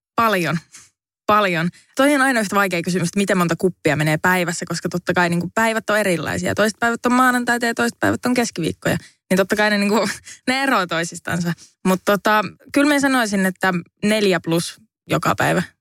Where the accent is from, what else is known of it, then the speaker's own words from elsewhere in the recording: Savonlinna, South Savo, Finland; now in Helsinki, Finland; Savonlinnassa, josta siis olen kotoisin